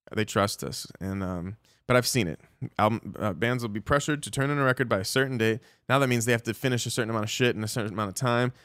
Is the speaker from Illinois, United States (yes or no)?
no; Dallas, Texas, United States; we're in my hometown, Dallas, Texas